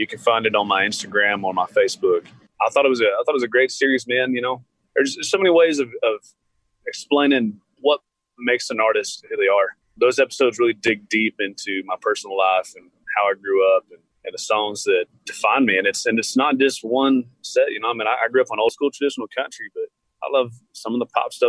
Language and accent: English; Lubbock, Texas, United States; we come from Lubbock